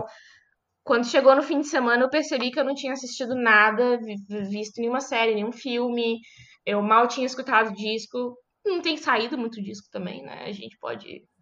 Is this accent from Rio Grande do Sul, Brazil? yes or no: no; Belo Horizonte, Minas Gerais, Brazil; now in São Paulo, Brazil; Eu sou de Belo Horizonte